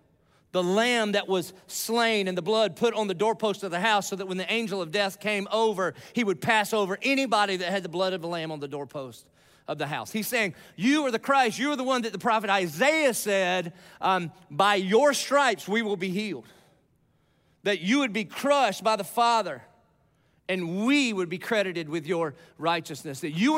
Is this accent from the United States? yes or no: yes; the South, United States; I'm from the South.